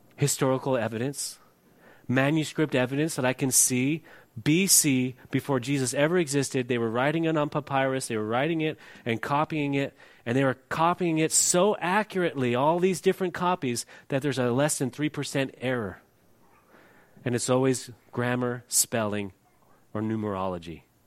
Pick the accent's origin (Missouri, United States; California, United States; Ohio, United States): California, United States; moved away as an adult; I'm from California